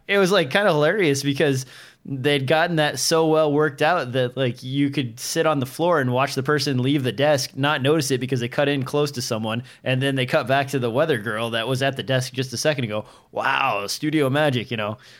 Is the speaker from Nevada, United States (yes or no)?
no; Nebraska, United States; I'm from Nebraska where trees are scarce